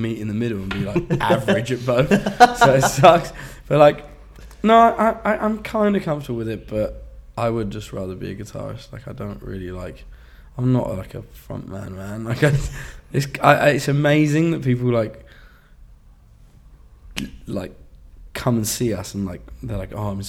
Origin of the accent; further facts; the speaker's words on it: East Anglia, East of England, United Kingdom; now in London, United Kingdom; we grew up in East Anglia. Excuse me. But I've lived in London for a long time